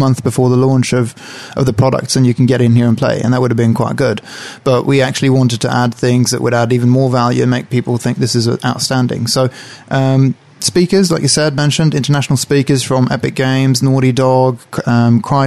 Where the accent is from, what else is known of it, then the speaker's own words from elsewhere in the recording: Sweden; now in New Zealand; I'm from Sweden